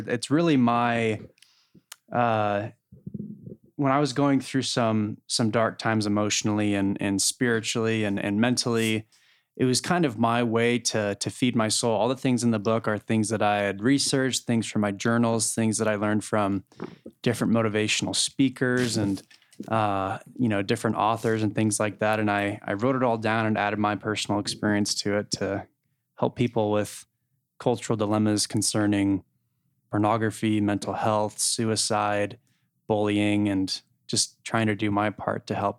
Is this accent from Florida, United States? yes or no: no; Connecticut, United States; also born or lived in Utah; And as I mentioned, I grew up in Connecticut. I the youngest of eight kids, and my dad got a job when I was 4 years old that moved, you know, the family out to Connecticut and, from Utah.